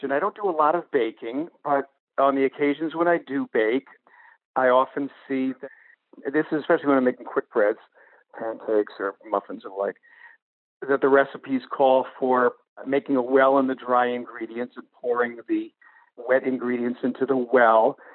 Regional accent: Saugus, Massachusetts, United States; I'm originally from Saugus, Massachusetts, which is just north of you.

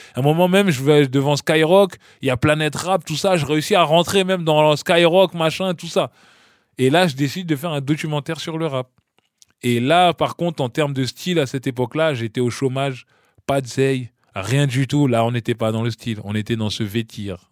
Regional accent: Ifs, Normandy, France; moved away; also born or lived in Bondy, France / Paris, France; je suis né à Bondy, à l'hôpital Jean Verdier. Et puis, euh, très petit, mes, parents sont partis à Caen, dans un village qui s'appelle If. Donc, j'ai emménagé avec eux à If et tout. Et donc, j'ai vécu mon enfance en Normandie

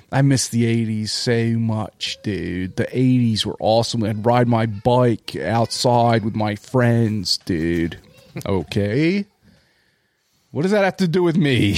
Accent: Delaware County, Pennsylvania, United States; I did grow up in Delco, of course, in the nineties

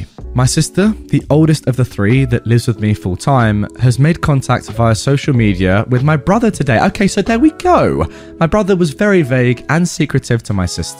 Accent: Australia; Number one, I am from Australia, which might clarify some confusion.

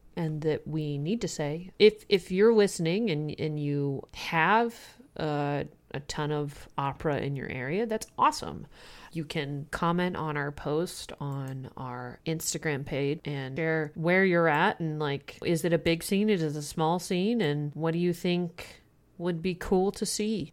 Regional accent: the Midwest, Kansas, United States; moved away; I'm from the Midwest originally

